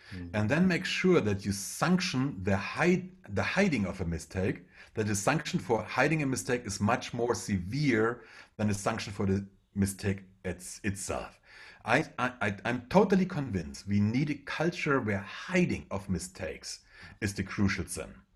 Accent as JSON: {"language": "English", "country": "Germany", "first_language": "German", "second_language": "English", "said": "I'm a German, so English is not my first language"}